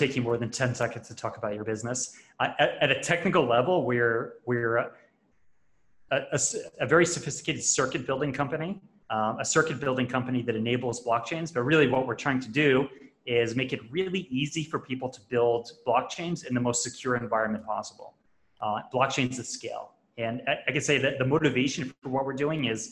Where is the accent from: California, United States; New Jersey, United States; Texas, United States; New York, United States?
New York, United States; Long Island; moved away as an adult; now in Puerto Rico; I grew up in Long Island, New York, and I've bounced around a bunch in my life, but I'm actually calling in from Puerto Rico right now